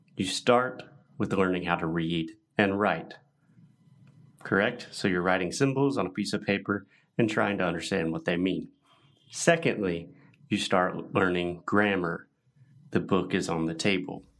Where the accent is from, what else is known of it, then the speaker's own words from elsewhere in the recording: United States; I was born and raised in the U.S. in the United States